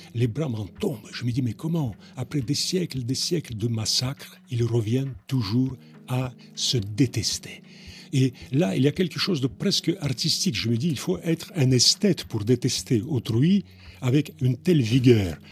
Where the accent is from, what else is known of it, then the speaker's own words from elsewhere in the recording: Russia; moved away as an adult; now in France; mon pays d'origine